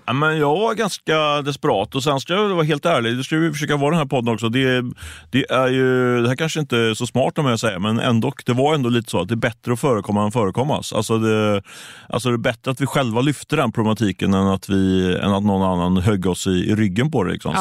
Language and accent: Swedish; Ljungskile, Västra Götaland, Sweden; Jag är ju från Ljungskile, så det är inte långt ifrån